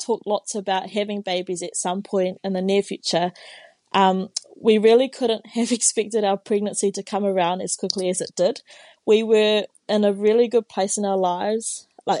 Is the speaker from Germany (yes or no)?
no; Tauranga, Bay of Plenty, New Zealand; first language Māori; English is a second language; moved away as an adult; now in Dunedin, New Zealand; I was born and raised in Tauranga in the North Island